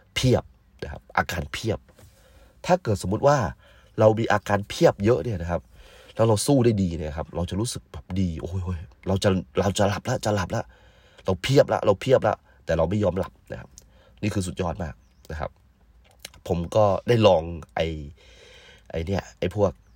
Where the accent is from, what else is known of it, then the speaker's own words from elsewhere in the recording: Yala, Thailand; moved away; บ้านเกิดผมเนี่ยอยู่ที่จังหวัดยะลา